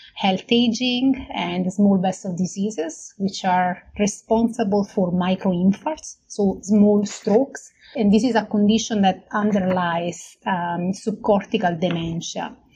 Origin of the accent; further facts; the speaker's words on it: Naples, Campania, Italy; moved away as an adult; also born or lived in Munich, Germany; now in Brisbane, Australia; I studied uh, medical biotechnology at the University of Naples uh, in, uh, in Italy, which is my hometown.